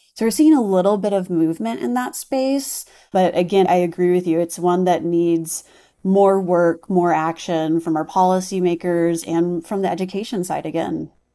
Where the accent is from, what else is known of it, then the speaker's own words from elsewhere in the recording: Texas, United States; I'm from Texas.